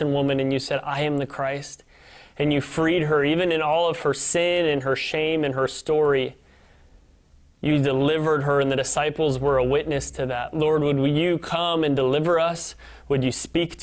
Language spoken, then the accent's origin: English; Northern Illinois, United States; moved away as an adult; also born or lived in Kansas City, Missouri; now in Michigan, United States; my hometown in Northern Illinois